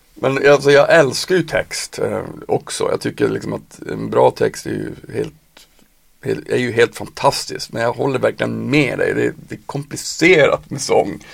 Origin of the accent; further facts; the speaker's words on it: Piteå, Norrbotten County, Sweden; moved away as an adult; now in Stockholm, Sweden; jag är ju från Piteå. Jag flyttade när jag var 18